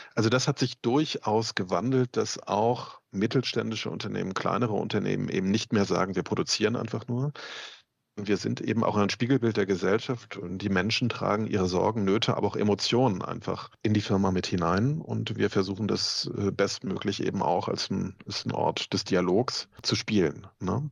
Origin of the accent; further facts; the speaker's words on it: Mecklenburg-Vorpommern, Germany; ich bin selber aus Ostdeutschland, ähm, komme aus Mecklenburg